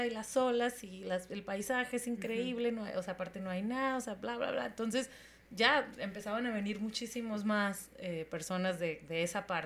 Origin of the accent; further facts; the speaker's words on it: Tijuana, Baja California, Mexico; yo que vengo de Tijuana, esta ciudad que todo tiene